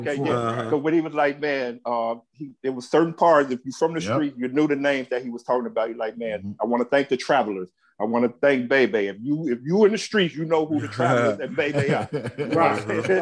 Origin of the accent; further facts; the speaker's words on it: South Carolina, United States; I was born and raised in South Carolina.